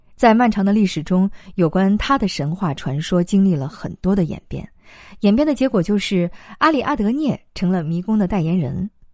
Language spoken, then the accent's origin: Chinese; China; 我们中国人过春节